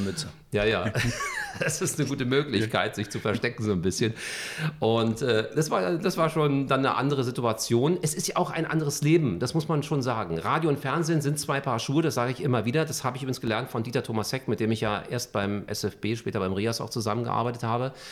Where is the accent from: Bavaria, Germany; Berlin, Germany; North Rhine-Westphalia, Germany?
Berlin, Germany; Also Westend, äh, Charlottenburg ist natürlich so meine Heimat